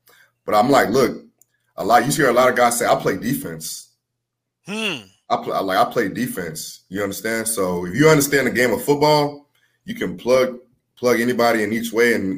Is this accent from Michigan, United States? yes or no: no; New Orleans, Louisiana, United States; born there; so I was born in New Orleans, and and then we were displaced by Katrina, and I was actually in the Superdome when I was 5 or 6 years old